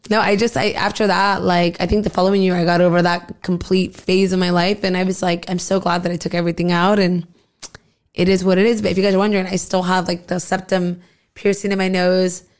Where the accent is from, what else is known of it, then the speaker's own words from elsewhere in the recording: Southern California, United States; also born or lived in Arizona / Mexicali, Mexico; I've pretty much lived out here since a really young age